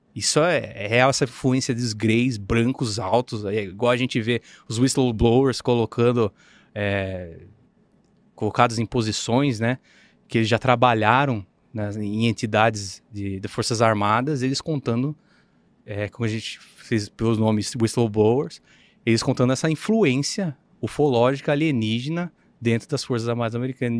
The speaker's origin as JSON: {"language": "Portuguese", "town": "Sorocaba", "region": "São Paulo", "country": "Brazil", "said": "sou de Sorocaba"}